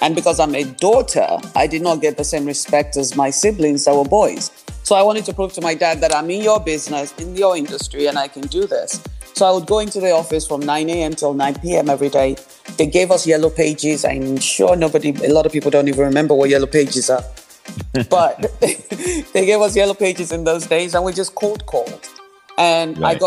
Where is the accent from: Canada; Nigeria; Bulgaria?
Nigeria; also born or lived in New York, United States; now in Texas, United States; I was born in Nigeria